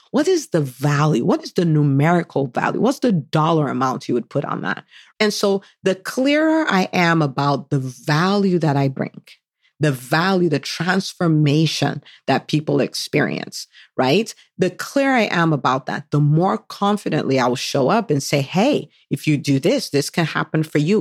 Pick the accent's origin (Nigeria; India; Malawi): Nigeria; moved away as an adult; now in United States; I was born in the U S. I did half I grew up, I spent twenty years in Nigeria, so from the age of five, that's when we moved back to Nigeria, and I was there for twenty years